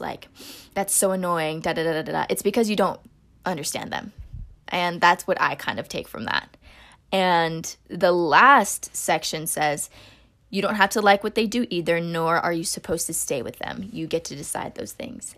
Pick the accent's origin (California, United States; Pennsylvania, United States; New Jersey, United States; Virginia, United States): California, United States; Northern; also born or lived in Philippines (ancestry); now in Los Angeles, United States; growing up in Northern California